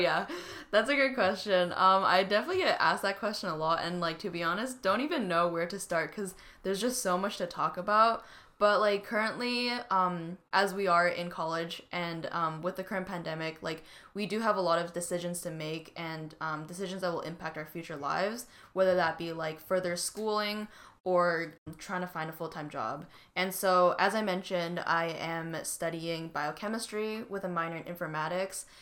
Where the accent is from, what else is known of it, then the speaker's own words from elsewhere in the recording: Vancouver, British Columbia, Canada; moved away as an adult; now in Seattle, United States; I grew up in Vancouver, B C